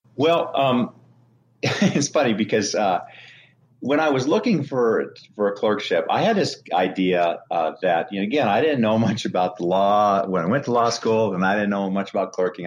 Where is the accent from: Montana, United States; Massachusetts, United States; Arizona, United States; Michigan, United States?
Montana, United States; moved away as an adult; I grew up in Montana